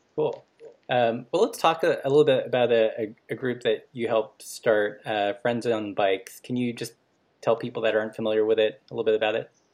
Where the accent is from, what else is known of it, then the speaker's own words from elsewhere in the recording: Los Angeles, California, United States; also born or lived in Portland; now in Missoula, United States; I grew up in Los Angeles